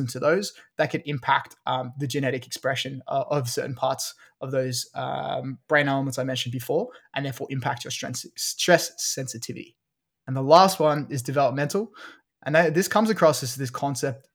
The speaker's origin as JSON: {"language": "English", "country": "Australia", "said": "I don't think I have an English accent. I'm Australian."}